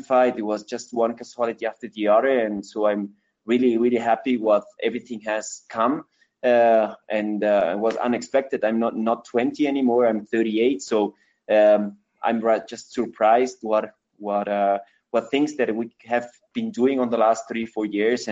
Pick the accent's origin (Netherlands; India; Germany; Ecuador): Ecuador; English is a second language; also born or lived in Switzerland; I grew up here in Ecuador 38 years ago.